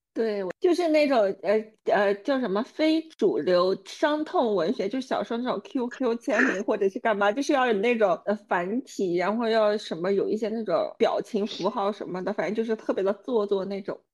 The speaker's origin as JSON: {"language": "Chinese", "town": "Kunming", "region": "Yunnan", "country": "China", "tie": "born or raised there", "moved": "yes", "lives_now": "Dubai, United Arab Emirates", "said": "我们来自昆明"}